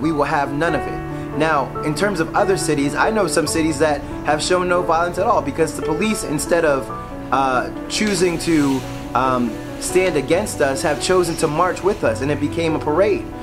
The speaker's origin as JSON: {"language": "English", "town": "Philadelphia", "region": "Pennsylvania", "country": "United States", "tie": "born or raised there", "said": "my hometown of Philadelphia"}